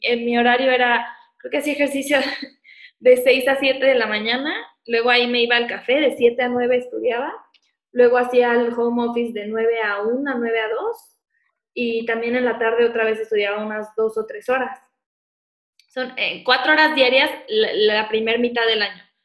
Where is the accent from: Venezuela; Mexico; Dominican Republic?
Mexico; Morelia, Michoacán; moved away as an adult; also born or lived in Guadalajara; yo soy de Morelia y me fui a Guadalajara a estudiar